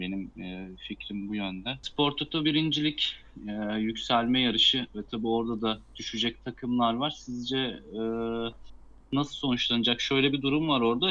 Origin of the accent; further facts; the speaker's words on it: Karabük Province, Turkey; ben bir Karabüklü olarak